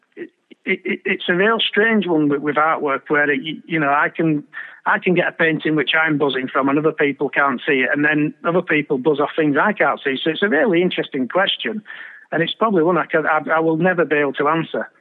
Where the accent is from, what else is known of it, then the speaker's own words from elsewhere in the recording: Bradford, Yorkshire and the Humber, United Kingdom; my hometown club and being there week in week out with my dad